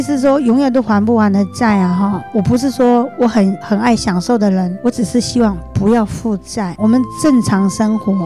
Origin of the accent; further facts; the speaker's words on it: Jiangxi, China; moved away as an adult; now in Taiwan; 我是两千年十一月来到台湾的。我的家乡是在江西